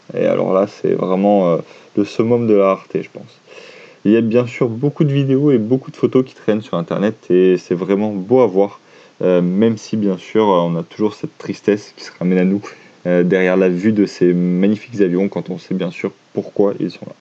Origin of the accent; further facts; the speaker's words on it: France; chez nous en France